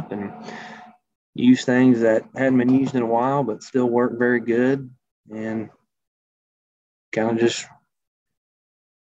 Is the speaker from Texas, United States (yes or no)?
no; Memphis, Tennessee, United States; moved away as an adult; now in Good Hope, Illinois, United States; Everybody can kind of tell I'm not from Illinois or anywhere from the north, I guess. Was born in Memphis